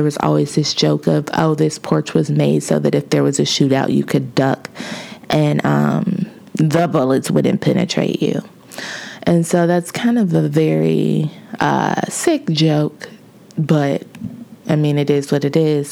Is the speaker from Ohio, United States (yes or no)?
yes; Lincoln Heights, Ohio, United States; moved away; I was born and raised in Cincinnati, Ohio, in a suburb or a village, quote unquote, because that is what it is incorporated as, of Lincoln Heights.